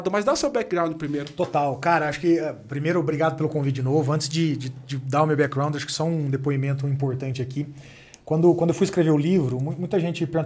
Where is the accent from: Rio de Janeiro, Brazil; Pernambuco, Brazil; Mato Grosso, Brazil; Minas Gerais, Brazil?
Minas Gerais, Brazil; Uberaba; moved away as an adult; also born or lived in São Paulo / Switzerland; Eu sou um cara do interior, sou de Uberaba, Minas